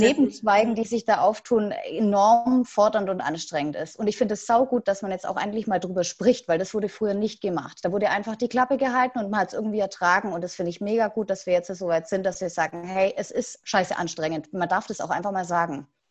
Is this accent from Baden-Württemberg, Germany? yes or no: yes; Asperg, Baden-Württemberg, Germany; ich komme aus Asberg, Nähe Ludwigsburg bzw. Stuttgart